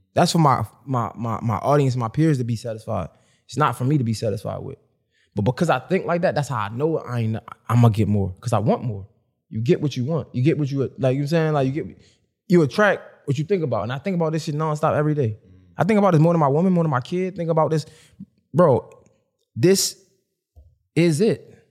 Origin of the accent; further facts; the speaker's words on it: Baltimore, Maryland, United States; I'm from Baltimore